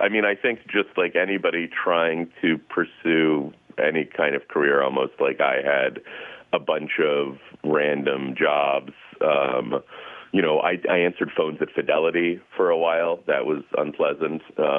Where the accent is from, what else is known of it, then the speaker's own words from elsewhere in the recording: Russia; now in United States; I came as a refugee from Russia